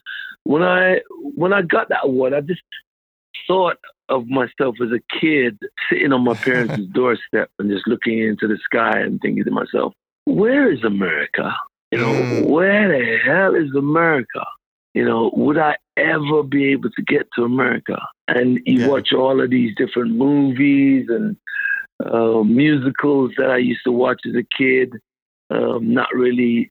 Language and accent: English; London, United Kingdom; In Southeast London, I grew up in Southeast London.